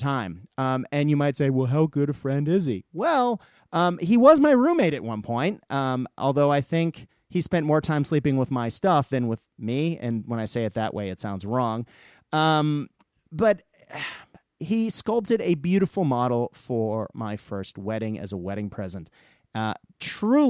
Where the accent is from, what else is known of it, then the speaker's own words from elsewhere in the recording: United States; moved away as an adult; now in Australia; I'm American by birth and Australian now